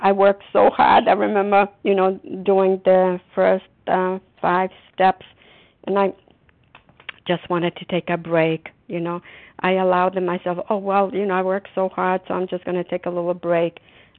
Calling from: Massachusetts, United States; recovered compulsive overeater, and I'm calling from Massachusetts.

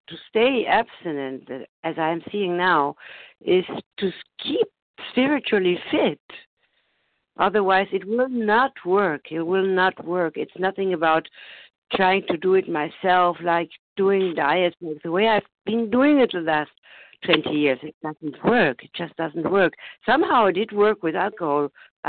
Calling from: Germany; I'm calling from Germany.

